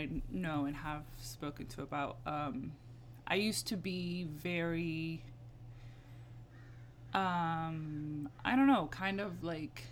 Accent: United States; also born or lived in Libya; I was, you know, born and raised in the States

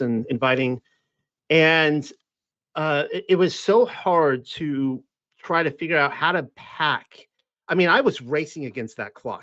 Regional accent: South Carolina, United States; moved away; also born or lived in Missouri; I'm from South Carolina

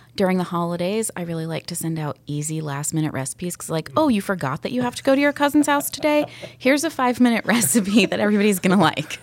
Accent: Sandy Springs, Georgia, United States; I was born and raised in Sandy Springs

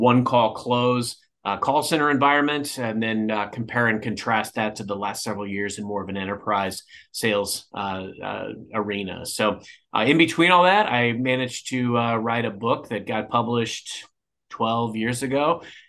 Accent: Cape Girardeau, Missouri, United States; moved away as an adult; now in St. Louis, United States; I grew up in Cape Girardeau

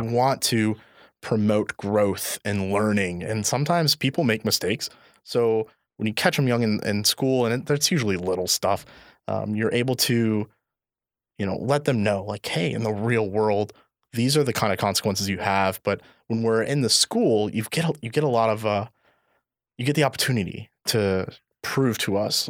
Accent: Indiana, United States; now in Illinois, United States; I'm actually from Indiana

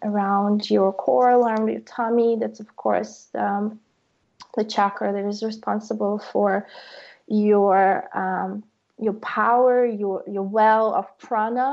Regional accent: Ukraine; now in Berlin, Germany; growing up in Ukraine

